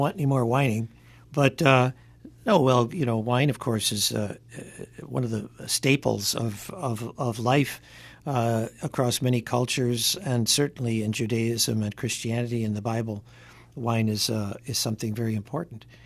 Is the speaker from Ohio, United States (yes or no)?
no; Detroit, Michigan, United States; now in Hartford, United States; when I was a kid growing up in Detroit